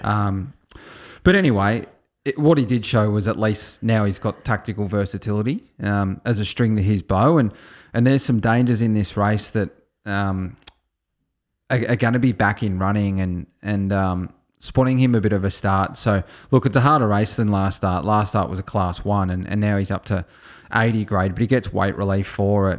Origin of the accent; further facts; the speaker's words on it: Australia; As an Australian